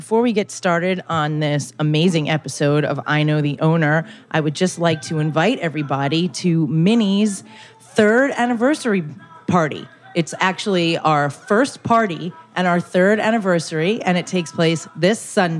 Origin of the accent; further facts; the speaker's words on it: New York City, New York, United States; I grew up in Brooklyn.